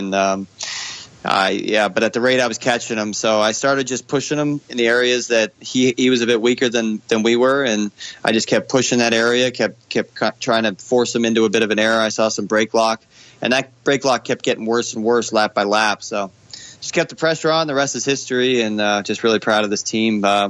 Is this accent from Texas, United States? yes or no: yes; Dallas, Texas, United States; born there; I was born in Dallas, so I claim it when I'm there.